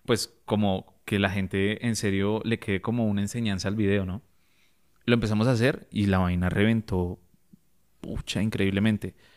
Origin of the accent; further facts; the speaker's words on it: Bogotá, Colombia; Yo, yo me crié en Libertadores